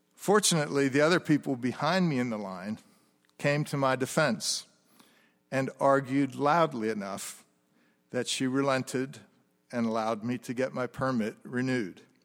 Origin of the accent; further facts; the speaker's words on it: United States; moved away as an adult; also born or lived in France; As an American living in France